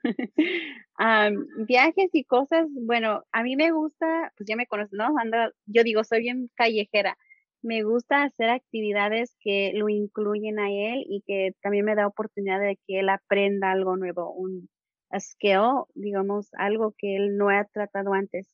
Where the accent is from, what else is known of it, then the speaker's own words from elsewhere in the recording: California, United States; first language Spanish; soy de California, de Estados Unidos